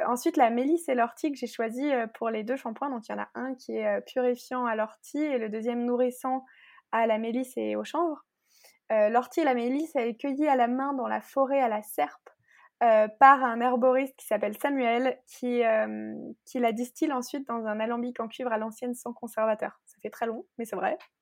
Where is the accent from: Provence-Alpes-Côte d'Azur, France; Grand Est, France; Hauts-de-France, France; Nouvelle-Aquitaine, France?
Grand Est, France; Alsace; also born or lived in Nantes / Paris; je viens d'Alsace